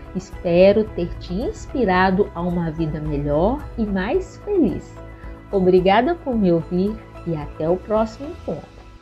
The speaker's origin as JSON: {"language": "Portuguese", "town": "Belo Horizonte", "region": "Minas Gerais", "country": "Brazil", "said": "Eu sou mineira de Belo Horizonte"}